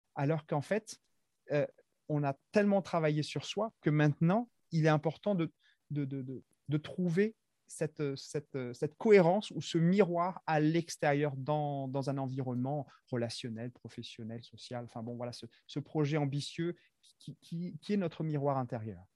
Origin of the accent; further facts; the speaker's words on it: Madagascar; moved away as an adult; now in France; je suis originaire de Madagascar